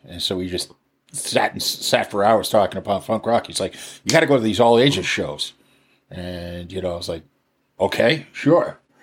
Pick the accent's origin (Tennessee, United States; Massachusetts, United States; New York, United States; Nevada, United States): Massachusetts, United States; Cohasset; also born or lived in Los Angeles / Minneapolis; now in Alameda, United States; I grew up outside of Boston. I was, uh, I grew up in a town called Cohasset